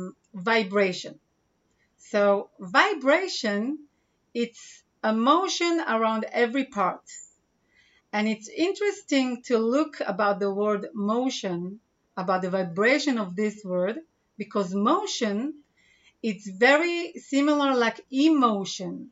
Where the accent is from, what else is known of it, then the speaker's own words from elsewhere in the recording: Israel; English is a second language; I'm from Israel